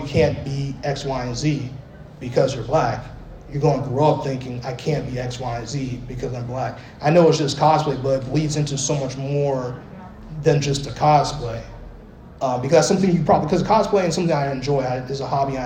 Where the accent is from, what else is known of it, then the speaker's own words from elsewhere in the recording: Arizona, United States; moved away; also born or lived in Bronx, New York; I grew up in Arizona for a while